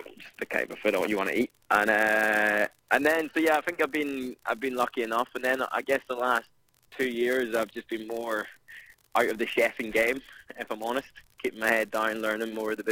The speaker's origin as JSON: {"language": "English", "country": "Ireland", "moved": "as an adult", "lives_now": "London, United Kingdom", "said": "I'm from Ireland"}